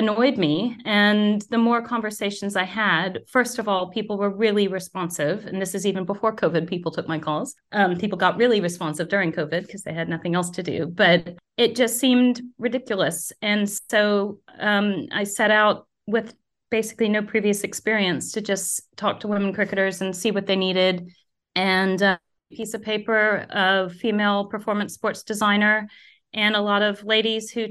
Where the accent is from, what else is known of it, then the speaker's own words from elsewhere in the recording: United States; moved away as an adult; now in United Kingdom; growing up in the US